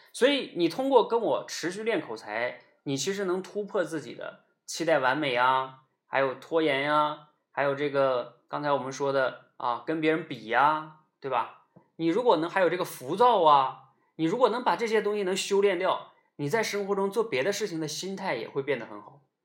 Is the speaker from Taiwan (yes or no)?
no; Northeast China, China; 我们那个时候东北叫掏裆子